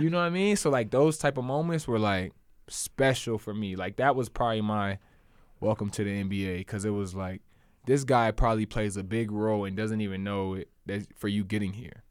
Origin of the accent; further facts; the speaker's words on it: Charleston, South Carolina, United States; also born or lived in Columbia, South Carolina; I was born in Charleston where I went to school